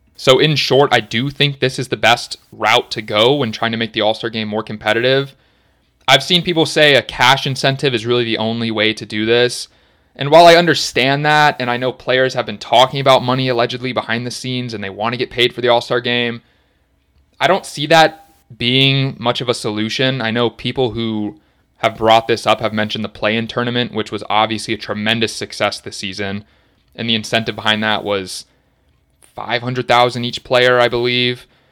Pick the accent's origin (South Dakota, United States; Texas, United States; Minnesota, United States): Texas, United States; Dallas; I'm from Dallas, lived there my whole life